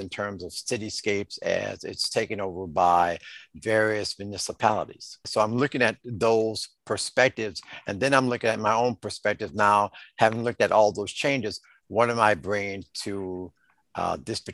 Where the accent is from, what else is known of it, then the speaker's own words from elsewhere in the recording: Chicago, Illinois, United States; I grew up in the Henry Horner Housing Projects